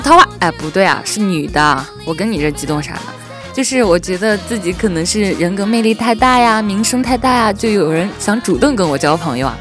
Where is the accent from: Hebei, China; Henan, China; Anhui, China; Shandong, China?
Shandong, China; moved away as an adult; 我是山东人